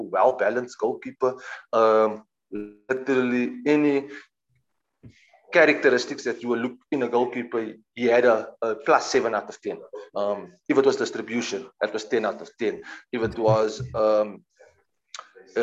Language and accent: English; Cape Town, Western Cape, South Africa; moved away as an adult; also born or lived in Johannesburg, South Africa; now in London, United Kingdom; I'm started at the age of 7 at Bluebells in Cape Town